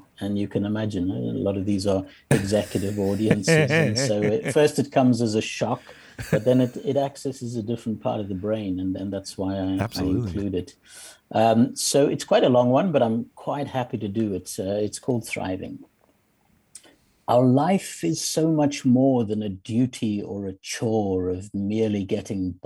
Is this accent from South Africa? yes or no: yes; South Africa; moved away; also born or lived in Zimbabwe; I grew up and lived many years in South Africa.